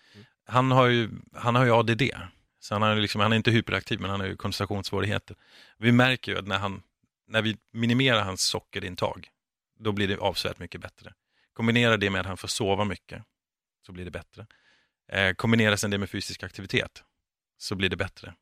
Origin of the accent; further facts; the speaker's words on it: Denmark; now in Sweden; jag är från Danmark